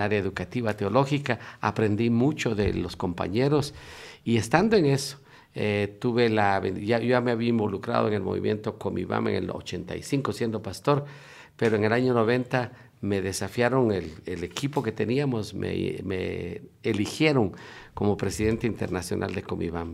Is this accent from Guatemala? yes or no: yes; Guatemala; moved away as an adult; also born or lived in Russia / United States; soy originario de Guatemala